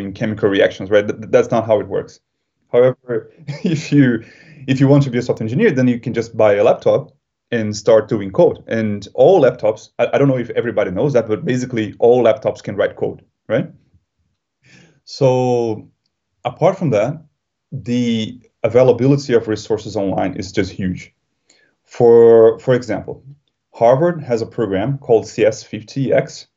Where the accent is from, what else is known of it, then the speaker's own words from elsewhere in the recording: Brazil; moved away as an adult; also born or lived in Germany; now in London, United Kingdom; I am originally from Brazil, even though now I live in London. But before coming to London, I lived in Germany for 2 years.